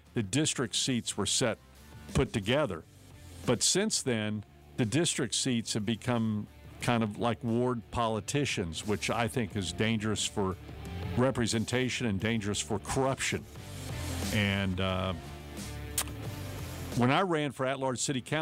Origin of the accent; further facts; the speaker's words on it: Ohio, United States; now in North Carolina, United States; I was from Ohio